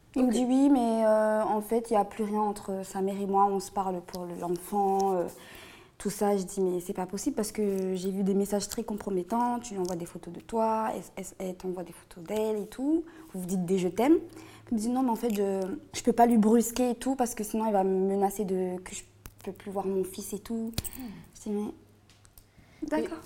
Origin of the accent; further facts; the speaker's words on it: Réunion; now in Bordeaux, France; je viens de La Réunion